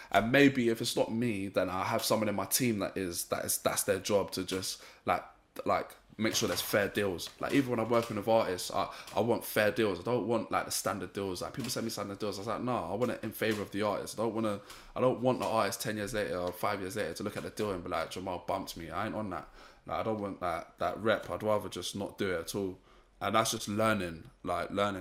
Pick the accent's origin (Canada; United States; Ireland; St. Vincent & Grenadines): St. Vincent & Grenadines; also born or lived in Ealing; I'm from Saint Vincent